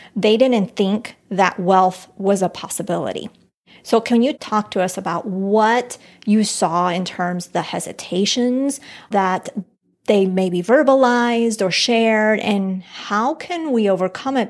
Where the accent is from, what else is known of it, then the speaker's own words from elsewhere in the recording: Colombia; moved away; I'm from Colombia, from the mountains.